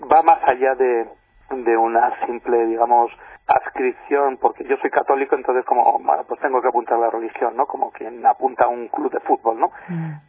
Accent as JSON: {"language": "Spanish", "region": "Navarre", "country": "Spain", "said": "yo, soy, de Navarra."}